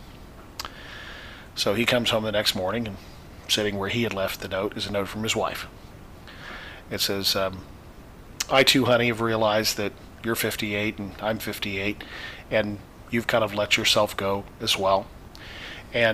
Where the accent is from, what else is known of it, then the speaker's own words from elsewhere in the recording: Indiana, United States; now in Florida, United States; I'm from the Midwest originally